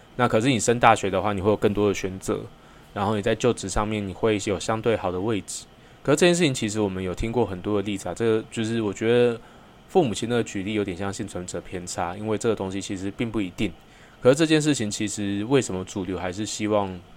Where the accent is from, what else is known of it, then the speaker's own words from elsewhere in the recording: New Taipei, Taiwan; 我本身是在新北长大，那 算是出生在眷村里面